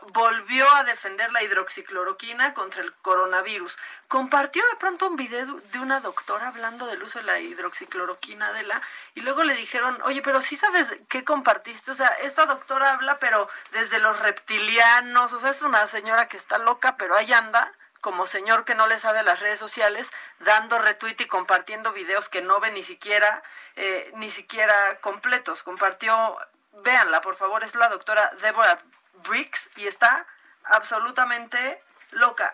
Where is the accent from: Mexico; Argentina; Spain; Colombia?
Mexico; nosotros los mexicanos